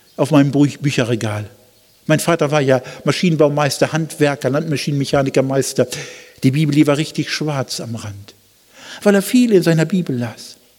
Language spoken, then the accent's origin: German; Germany; als Deutsche